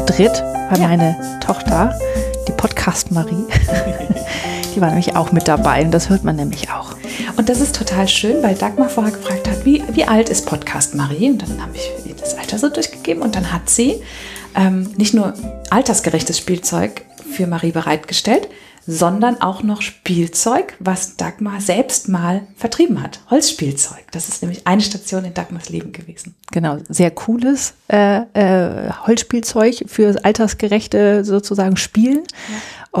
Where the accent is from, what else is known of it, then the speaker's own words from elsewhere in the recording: Germany; ich komme aus der Rheinebene.